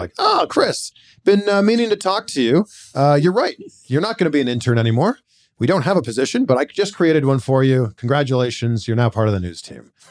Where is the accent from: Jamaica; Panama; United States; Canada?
Canada; Pickering, Ontario; Grew up in a town called Pickering, Ontario, population like ninety-two thousand.